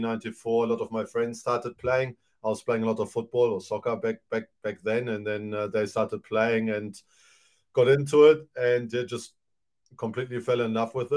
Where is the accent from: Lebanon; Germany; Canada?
Germany; also born or lived in New Zealand; now in Te Aroha, New Zealand; originally born in Germany. Mom is German, dad is from former Yugoslavia, Montenegro to be precise. Moved here in 98.